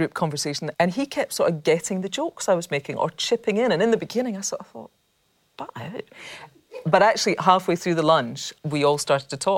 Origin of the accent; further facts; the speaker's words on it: Scotland, United Kingdom; being Scottish